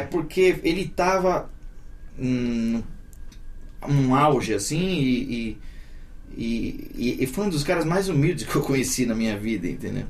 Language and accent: Portuguese; São Paulo, Brazil; Eu nasci na, no hospital da Cruz Azul, no Cambuci, e fui criado na Vila Santa Isabel